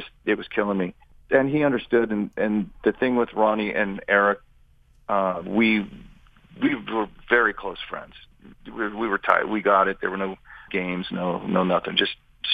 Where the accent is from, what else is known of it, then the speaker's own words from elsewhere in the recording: Redding, California, United States; I'm from Redding, California